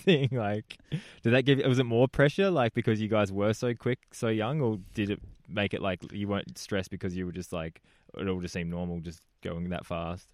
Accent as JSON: {"language": "English", "country": "Australia", "said": "being Australian"}